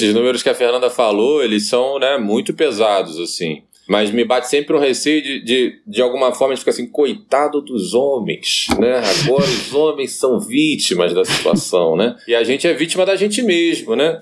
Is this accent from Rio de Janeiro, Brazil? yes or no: yes; Niterói, Rio de Janeiro, Brazil; eu sou de Niterói, né? A cidade vizinha do Rio.